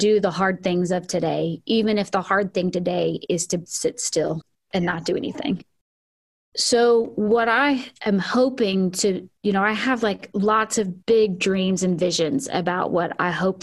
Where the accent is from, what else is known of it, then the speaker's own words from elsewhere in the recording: the South, United States; growing up in the South